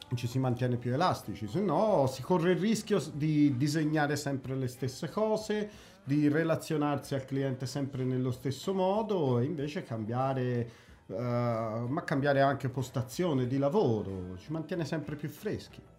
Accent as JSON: {"language": "Italian", "town": "Pistoia", "region": "Tuscany", "country": "Italy", "tie": "born or raised there", "also_born_or_lived": "Prato", "moved": "as an adult", "lives_now": "Amsterdam, Netherlands", "said": "nato, cresciuto a Pistoia, però esportato ad Amsterdam, praticamente naturalizzato olandese. Eh, 15 anni ad Amsterdam."}